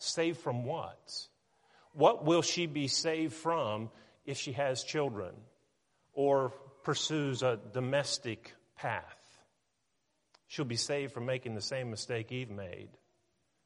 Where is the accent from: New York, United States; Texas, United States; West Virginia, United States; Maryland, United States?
West Virginia, United States; Weirton; now in Tennessee, United States; I was born in Weirton, West Virginia